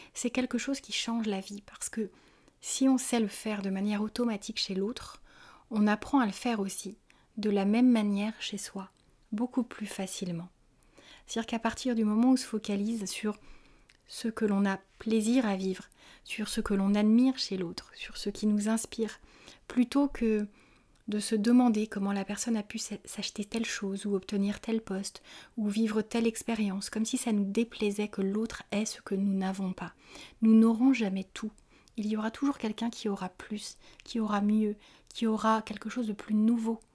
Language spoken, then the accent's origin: French; France; en tant que Français